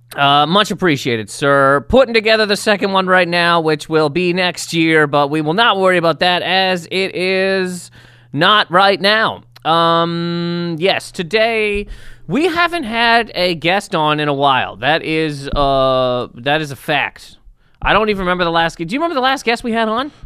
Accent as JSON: {"language": "English", "country": "Canada", "said": "I'm a Canadian human being"}